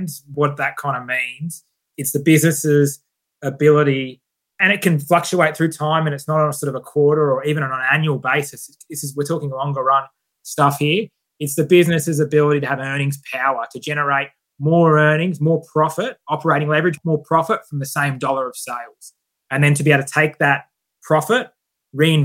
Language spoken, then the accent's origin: English; Perth, Western Australia, Australia; I'm from Scarborough in Perth